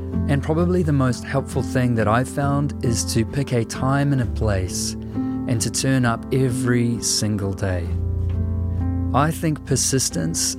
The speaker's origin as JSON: {"language": "English", "country": "New Zealand"}